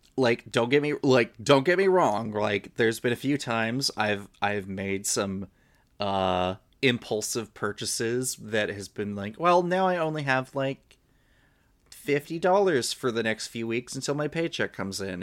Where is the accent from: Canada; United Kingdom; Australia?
Canada; I'm Canadian.